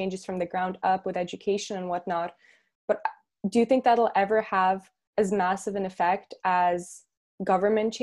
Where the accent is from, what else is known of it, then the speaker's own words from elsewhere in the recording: Russia; moved away; I'm originally from Russia